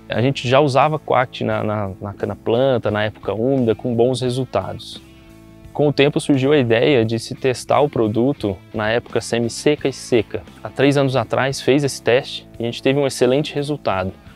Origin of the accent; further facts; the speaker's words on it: Tupaciguara, Minas Gerais, Brazil; Somos da região de Tupaciguara, Minas Gerais